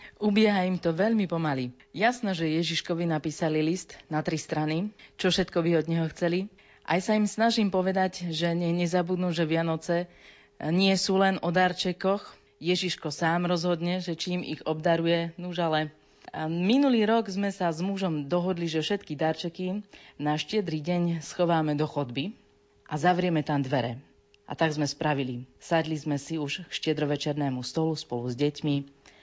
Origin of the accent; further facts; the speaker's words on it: Dobrá Niva, Banská Bystrica Region, Slovakia; Som e, z Dobrej Nivy a tam sa na polnočnej schádzajú aj katolíci a aj evanielici